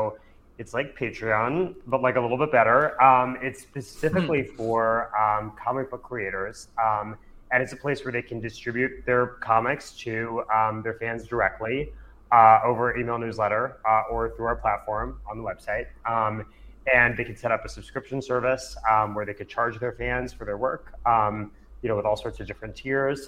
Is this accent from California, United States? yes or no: no; New Jersey, United States; I grew up a nerd in New Jersey, reading comics